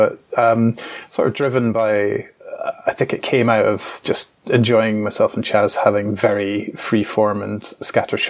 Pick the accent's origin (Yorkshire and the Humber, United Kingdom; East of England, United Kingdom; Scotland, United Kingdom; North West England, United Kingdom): Scotland, United Kingdom; also born or lived in Glasgow; as a Scottish person